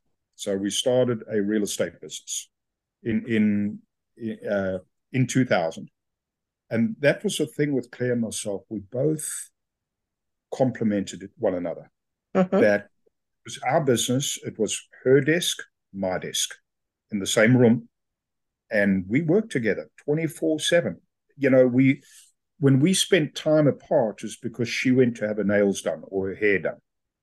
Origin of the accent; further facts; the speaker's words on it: South Africa; Oh, you're from Australia? No, I'm South African. Never been there to Australia.